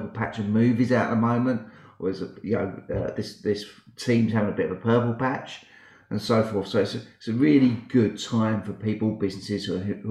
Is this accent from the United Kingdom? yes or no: yes; United Kingdom; accent: British; now in Sydney, Australia; So I'm based in Sydney, Australia. Okay. But my accent is very British.